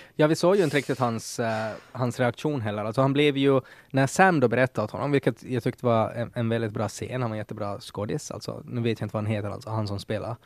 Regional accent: Ostrobothnia, Finland; som österbottning är också sådär att att jag får prata skit om Österbotten, men det får ingen annan som mm. inte är också mm. därifrån

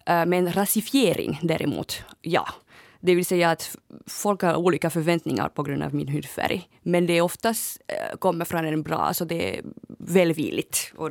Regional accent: Finland; Men eh, jag har till exempel idag min finlandssvenska outfit på

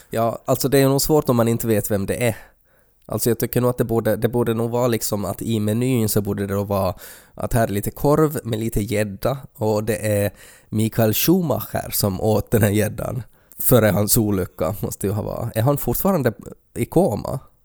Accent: Finland; som finländare

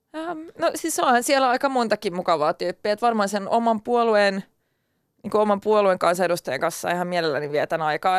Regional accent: Turku, Southwest Finland, Finland; accent: Turku dialect (Finland Swedish); first language Swedish; Finnish is a second language; mun turkulaisella murteella

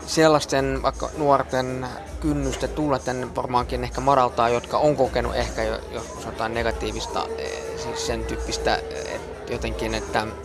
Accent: Helsinki, Uusimaa, Finland; also born or lived in Berlin, Germany; Mä, mä oon syntynyt Berliinissä, niin mä olin silloin siellä äh, se, semmoisessa päiväkodissa. Sitten itse asiassa, kun muuttiin Helsinkiin, niin äh, mä olin täälläkin semmoisessa.

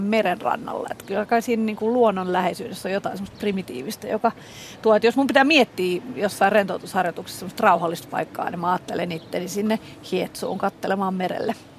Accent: Helsinki, Uusimaa, Finland; on Helsingistä kotosi

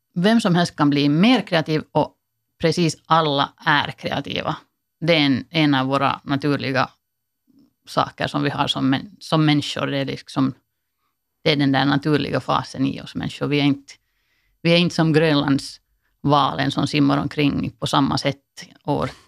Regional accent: Finland; som finländare

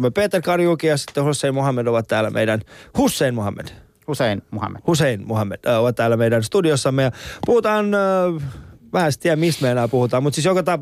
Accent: Finland; on sitten muuttanut vähän myöhemmin aikuisempana yeah. Suomeen, mutta me ollaan kasvettu, me ollaan pienenä oltu Suomessa, me ollaan nähty se kehitys

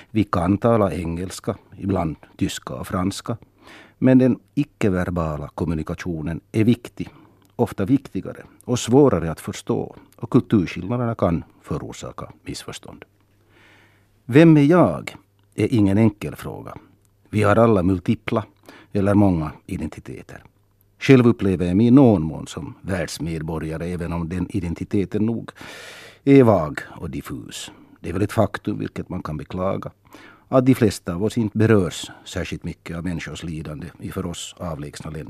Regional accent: Vaasa, Ostrobothnia, Finland; now in Helsinki, Finland; Så är jag förstås finlandssvensk. Och språket är viktigt. Och slutligen är jag född och uppvuxen i Vasa, Österbotten, Även om mina föräldrar och min släkt är från Nyland och även om jag numera känner mig hemma och rotad i Helsingfors

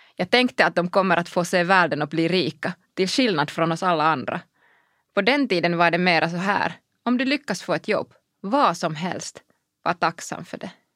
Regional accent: Kuopio, North Savo, Finland; Swedish is a second language; moved away as an adult; also born or lived in Brussels; Jag är född i Kuopio i slutet av 70-talet och uppvuxen där

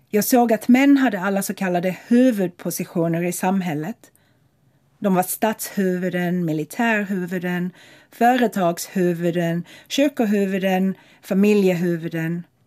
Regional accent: Lagos, Nigeria; also born or lived in Tampere, Finland / Malmö, Sweden; now in London, United Kingdom; Jag växte upp i Lagos, en spännande och mångfaldig stad som jag tycker alla som kan borde erfara.

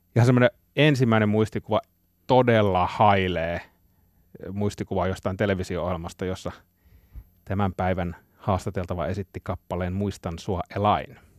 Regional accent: Kainuu, Finland; mä oon Kainuusta kotoisin

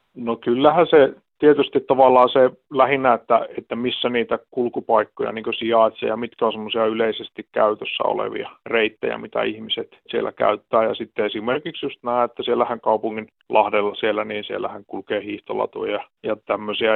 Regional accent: Tornio, Lapland, Finland; now in Oulu, Finland; mä oon itsekin Torniosta lähtösi ja, ja tosiaan yhdeksänkymmentäluvun loppupuolella on muuttanut sieltä Ouluun

